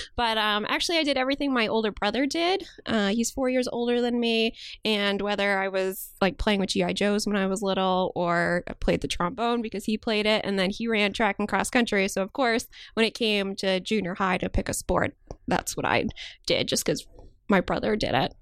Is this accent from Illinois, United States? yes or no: yes; outside Chicago, Illinois, United States; moved away as an adult; also born or lived in Maryland / Pennsylvania; now in New York, United States; I grew up outside Chicago and I lived there until I went to college